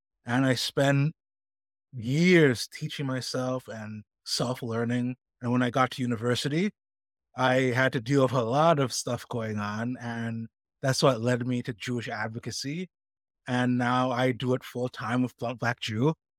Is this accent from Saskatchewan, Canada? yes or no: no; Markham, Ontario, Canada; was born to Jamaican Jewish parents. They immigrated to Canada way back when. And I grew up in Canada in a small town, or it's now a city called Markham. And I was the only Black Jewish kid growing up there, except my cousins.